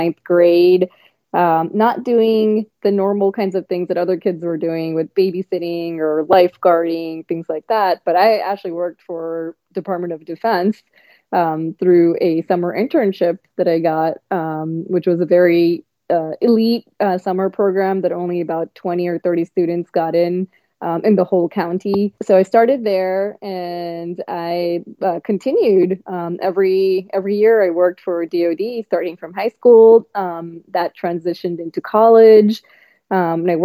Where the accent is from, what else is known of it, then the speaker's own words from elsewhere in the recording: eastern part of the U.S., East Coast, United States; I was in the middle of the eastern part of the U.S. and really being growing up in this country